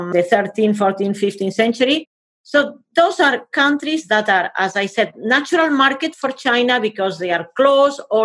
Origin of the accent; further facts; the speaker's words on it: Spain; I am from Spain